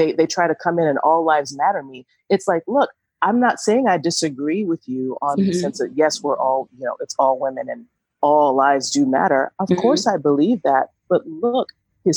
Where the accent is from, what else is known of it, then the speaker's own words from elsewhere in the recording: Atlanta, Georgia, United States; I'm from Atlanta, so I'm going to sound like I'm from the trap